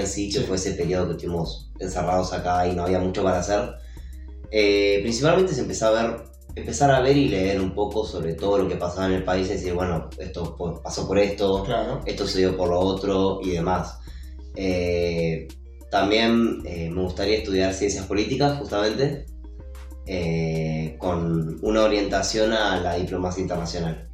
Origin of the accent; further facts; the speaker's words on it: Argentina; nosotros como argentinos